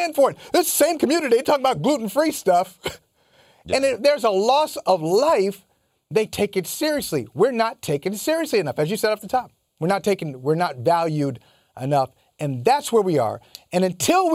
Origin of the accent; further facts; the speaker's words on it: Midwest, United States; growing up in the Midwest and having and being raised by sensible folk